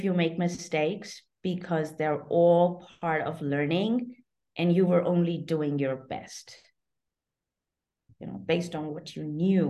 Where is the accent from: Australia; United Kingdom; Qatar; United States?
Qatar; I am Indian, but having grown up in Qatar, I lived my entire life as an expatriate.